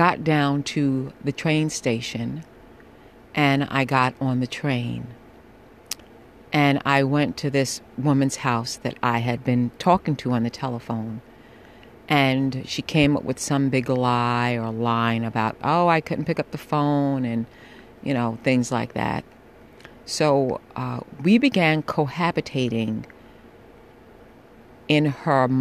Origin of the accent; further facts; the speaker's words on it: New York City, New York, United States; I am a New Yorker